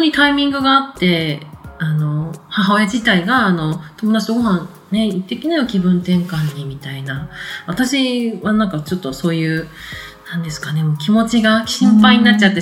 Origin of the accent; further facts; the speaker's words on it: Tohoku, Japan; moved away; 私、東北で生まれたって言いましたけど、東北に親戚がいっぱいいる